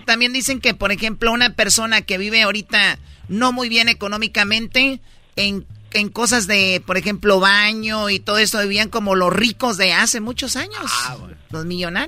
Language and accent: Spanish; Michoacán, Mexico; en mi pueblo, Héctor, eh, Michoacán